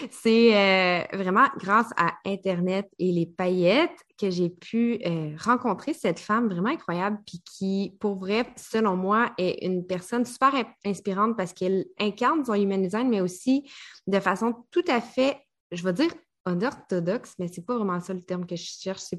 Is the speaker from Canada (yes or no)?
yes; Quebec, Canada